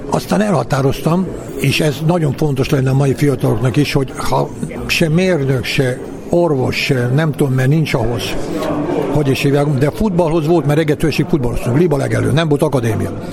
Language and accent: Hungarian; Gara, Bács-Kiskun, Hungary; moved away; also born or lived in Baja / Pécs / Budapest; Garán születtem egy faluba, 3000 lakos ébe